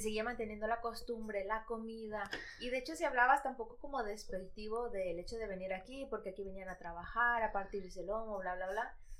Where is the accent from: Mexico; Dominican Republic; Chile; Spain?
Spain; Madrid, Community of Madrid; also born or lived in Ecuador; yo nací en Ecuador, pero he vivido aquí toda mi vida. Entonces digo, ¿de dónde soy? Pues yo madrileña